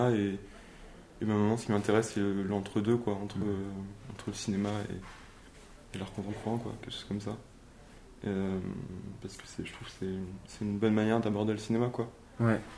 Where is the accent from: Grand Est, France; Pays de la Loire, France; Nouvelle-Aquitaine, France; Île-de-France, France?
Pays de la Loire, France; Nantes; moved away as an adult; also born or lived in Paris; je suis né à Nantes et. Euh, d'accord. j'ai grandi à Nantes jusqu'à mes 18 ans